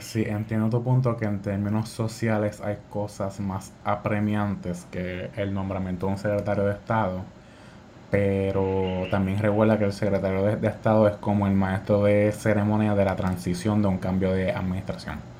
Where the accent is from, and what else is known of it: Puerto Rico